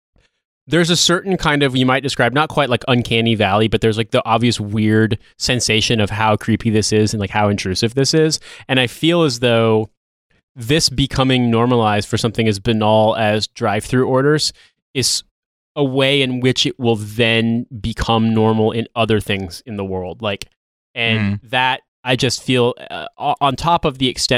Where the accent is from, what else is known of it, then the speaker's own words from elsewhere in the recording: United States; I'm from America